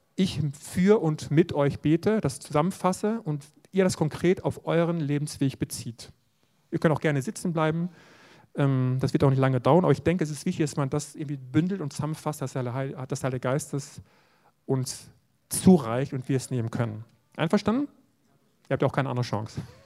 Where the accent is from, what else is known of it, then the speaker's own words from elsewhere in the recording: West Germany, Germany; ich in einer Gemeinde aufgewachsen bin in Westdeutschland